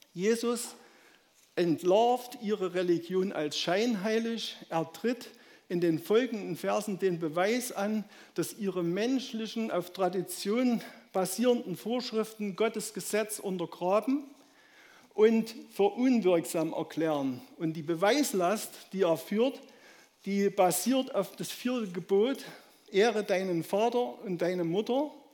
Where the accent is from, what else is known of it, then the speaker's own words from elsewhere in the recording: Saxony, Germany; accent: Saxon; meinen sächsischen Dialekt